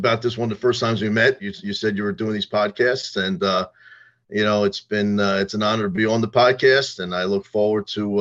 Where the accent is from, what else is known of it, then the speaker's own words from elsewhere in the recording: Monmouth County, New Jersey, United States; also born or lived in Philadelphia; I grew up in Monmouth County and family from Philadelphia